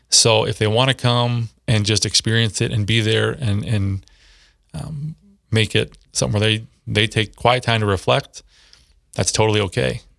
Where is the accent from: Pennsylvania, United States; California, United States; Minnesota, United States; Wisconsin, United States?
Minnesota, United States; Minneapolis; moved away as an adult; also born or lived in Saint Cloud, Minnesota / Sioux Falls, South Dakota; now in Brandon, United States; I grew up in the Twin Cities